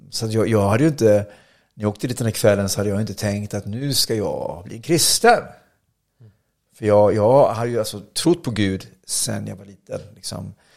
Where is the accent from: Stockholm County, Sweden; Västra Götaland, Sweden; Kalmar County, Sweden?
Kalmar County, Sweden; Oskarshamn; also born or lived in Motala; jag är från Oskarshamn i Småland